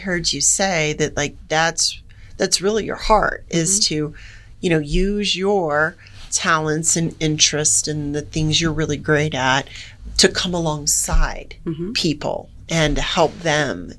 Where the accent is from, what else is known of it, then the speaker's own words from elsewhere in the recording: Gainesville, Florida, United States; moved away as an adult; also born or lived in Jacksonville, Florida / Tennessee / Germany; now in Colorado, United States; I'm a Florida gal mm-hmm. and grew up right outside of Gainesville. And he was born in Jacksonville, where I was born.